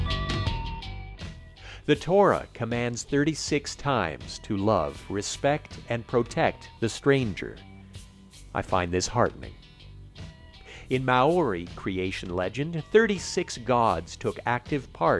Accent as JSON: {"language": "English", "region": "Quebec", "country": "Canada", "tie": "born or raised there", "said": "Growing up in Quebec"}